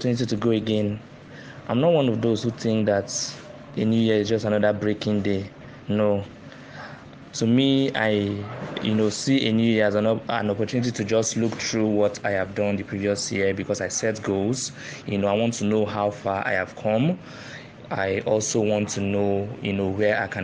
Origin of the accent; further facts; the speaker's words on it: Lagos, Nigeria; I'm from Abia State. I was born in Lagos, and I've lived most of my life in Lagos